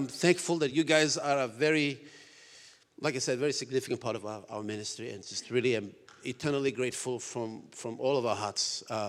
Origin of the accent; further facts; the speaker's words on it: Papua New Guinea; I was born and raised in Papua New Guinea. I'm the real George of the jungle.